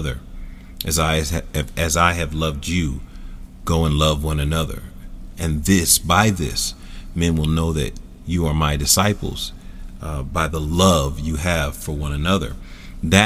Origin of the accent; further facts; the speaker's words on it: Philadelphia, Pennsylvania, United States; Philadelphia, my hometown